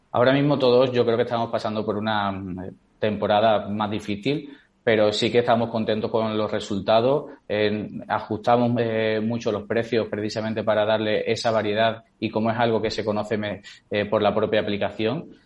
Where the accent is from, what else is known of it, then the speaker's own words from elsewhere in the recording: Seville, Andalusia, Spain; yo soy de Sevilla